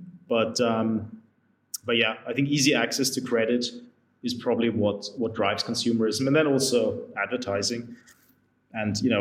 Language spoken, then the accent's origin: English; Austria; now in London, United Kingdom; I'm from Austria